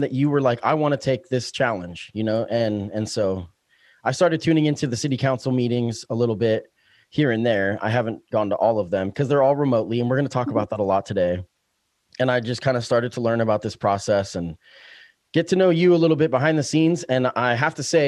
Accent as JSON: {"language": "English", "town": "Springfield", "region": "Oregon", "country": "United States", "tie": "born or raised there", "also_born_or_lived": "Eugene, Oregon", "said": "I grew up in Springfield. I've lived in Springfield off and on. I've bounced back and forth between Eugene"}